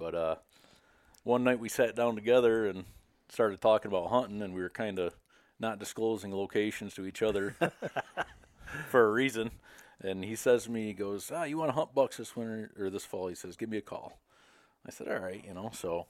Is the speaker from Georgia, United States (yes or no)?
no; Westernville, New York, United States; now in Boonville, United States; I was born and raised in Westernville, New York, which is probably half an hour or so outside the Adirondacks. Moved to Boonville after I got out of college in Paul Smith and landed here.